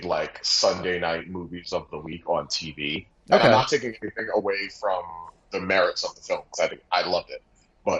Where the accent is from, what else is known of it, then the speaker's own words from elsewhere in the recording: Long Island, New York, United States; I'm being from Long Island